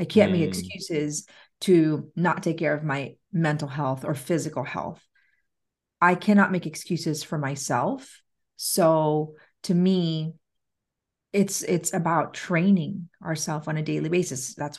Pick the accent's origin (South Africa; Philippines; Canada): Philippines; So I grew up in the Philippines, and my first recollection was living in the slums of the Philippines.